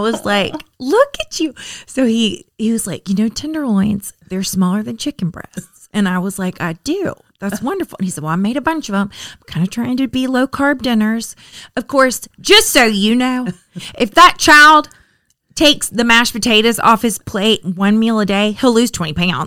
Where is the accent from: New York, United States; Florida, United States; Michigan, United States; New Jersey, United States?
Florida, United States; also born or lived in Richmond; I'm from Florida